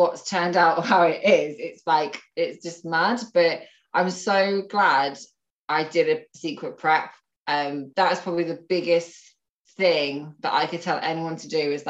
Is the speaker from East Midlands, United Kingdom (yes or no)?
yes; Northampton, East Midlands, United Kingdom; also born or lived in Nottingham / Malaysia / Manchester; I'm from Northampton. I've pretty much spent all my life here.